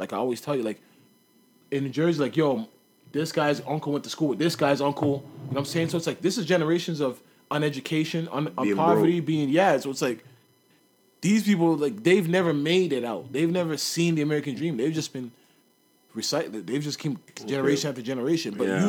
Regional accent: Canada; I'm Canadian.

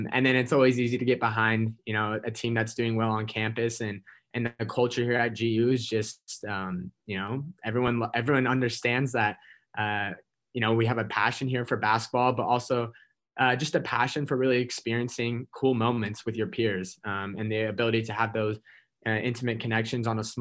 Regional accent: Salt Lake City, Utah, United States; moved away as an adult; now in Spokane, United States; I grew up in Salt Lake City

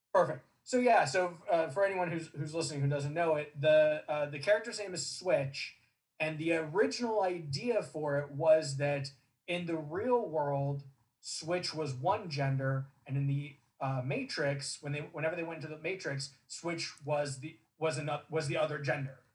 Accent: Southern California, United States; I grew up in Southern California

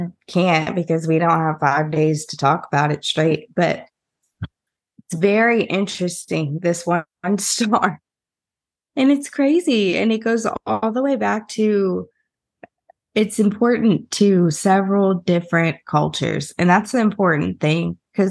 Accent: Southern United States, United States; if you take me, a Southerner born and raised in the South, I extend my vowels. I don't anymore as much as I used to because I've lived in different places and worked on it.

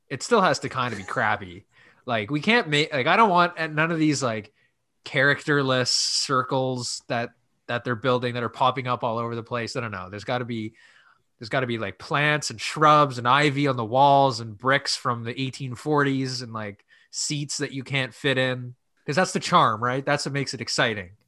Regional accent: Canada; we're in Canada, we're Canadian

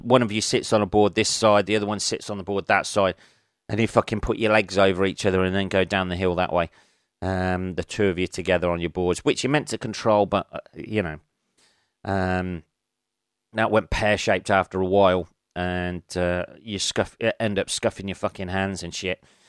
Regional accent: England, United Kingdom; I'm fucking English

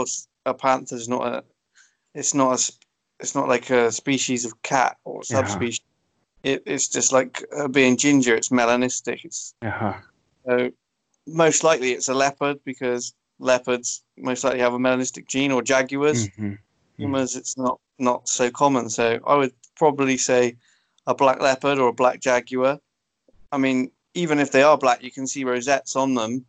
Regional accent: Somerset, South West England, United Kingdom; where I grew up in Somerset

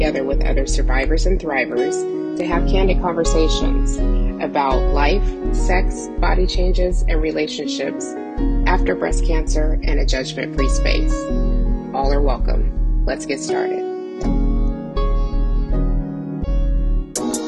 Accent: California, United States; now in Houston, United States; I'm originally and always will be a Cali girl

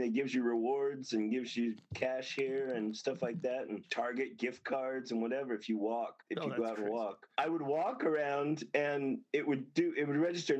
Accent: Las Vegas, Nevada, United States; I grew up there. I was born and raised there. Yeah, I was born there. I was born on Maryland Parkway.

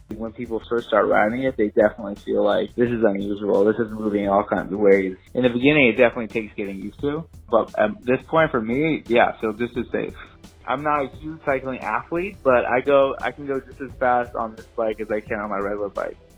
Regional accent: New York City, New York, United States; I grew up in New York City, very small apartment.

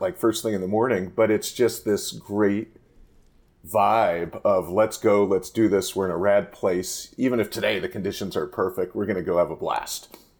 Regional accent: Santa Barbara, California, United States; moved away as an adult; also born or lived in Missoula, Montana / Idaho; now in Sudden Valley, Idaho, United States; growing up in Santa Barbara

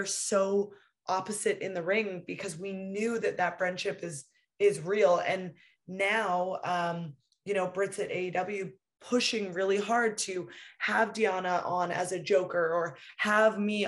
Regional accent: West Coast of Canada, Canada; I'm from the West Coast of Canada

